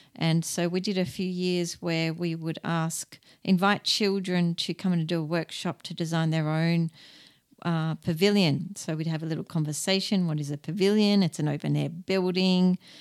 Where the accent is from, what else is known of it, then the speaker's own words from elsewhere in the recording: Australia; being an Australian